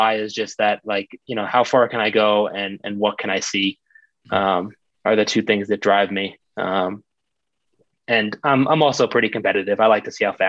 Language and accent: English; Long Island, New York, United States; moved away as an adult; now in Colorado, United States; I grew up on Long Island in New York